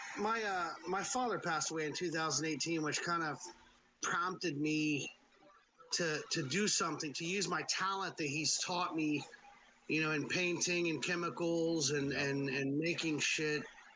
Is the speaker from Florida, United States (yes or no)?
yes; Tampa, Florida, United States; I grew up in Tampa, Florida